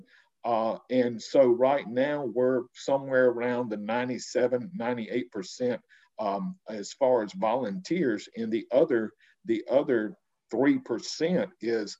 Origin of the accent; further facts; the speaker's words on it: Columbus, Mississippi, United States; also born or lived in Miami, Florida / Oxford, Mississippi; now in Water Valley, United States; I'm originally from the Miami, Florida area. That's where I was born. But I grew up in the Columbus, Caledonia, Mississippi area